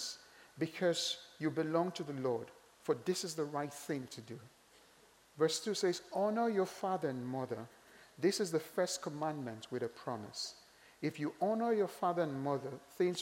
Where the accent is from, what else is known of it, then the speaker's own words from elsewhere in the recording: Nigeria; I'm Nigerian